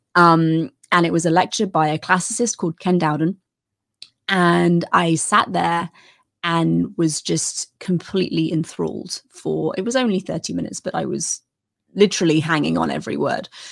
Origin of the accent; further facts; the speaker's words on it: United Kingdom; as a British person